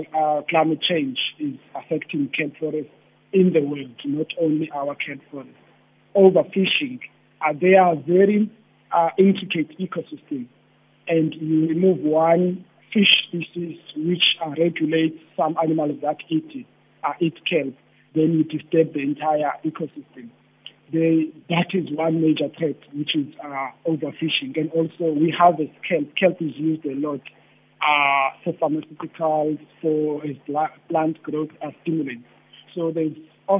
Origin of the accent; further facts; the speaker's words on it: Cape Town, Western Cape, South Africa; Spent a lot, most part of my life in Khayelitsha. That's where I grew up and went for schooling.